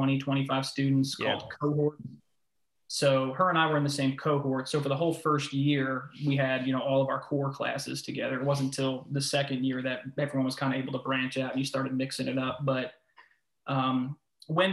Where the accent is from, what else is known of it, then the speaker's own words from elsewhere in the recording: Manahawkin, New Jersey, United States; moved away as an adult; also born or lived in Pennsylvania; now in North Carolina, United States; originally I'm from Manahawkin, New Jersey. It's a small town in South Jersey by the beach